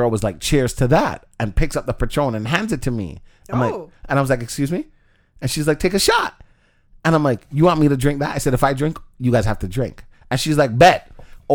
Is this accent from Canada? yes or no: yes; Canada; I'm from Canada.